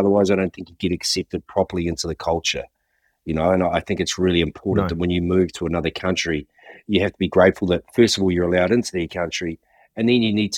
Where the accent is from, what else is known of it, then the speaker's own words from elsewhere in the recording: New Zealand; growing up in New Zealand in the '70s and early '80s